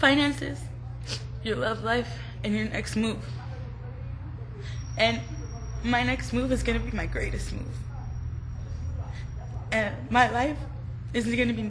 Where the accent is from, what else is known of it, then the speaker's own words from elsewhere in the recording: Orange County, California, United States; I was from Orange County, because I grew up in a good lifestyle, a good home